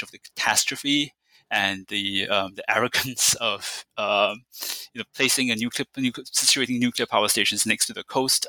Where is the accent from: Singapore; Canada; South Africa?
Singapore; I grew up in Singapore